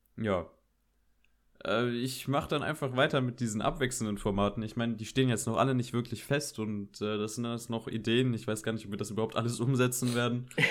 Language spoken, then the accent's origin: German; Koblenz, Rhineland-Palatinate, Germany; ich bin auch 17 Jahre alt, ich komme aus Koblenz